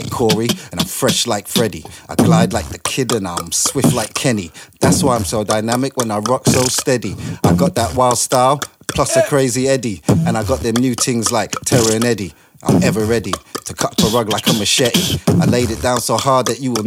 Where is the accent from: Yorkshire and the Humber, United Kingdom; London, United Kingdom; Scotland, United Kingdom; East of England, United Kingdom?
London, United Kingdom; also born or lived in Trinidad; growing up in London